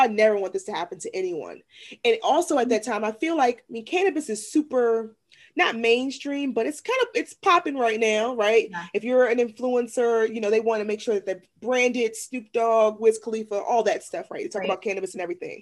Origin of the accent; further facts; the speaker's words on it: Washington, District of Columbia, United States; now in Maryland, United States; I'm originally from Washington, D.C., from an area that was heavily impacted by the war on drugs.